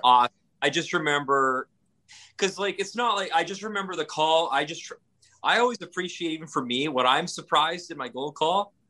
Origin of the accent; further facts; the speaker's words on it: Northern Alberta, Canada; moved away; I grew up in Northern Alberta in the 80s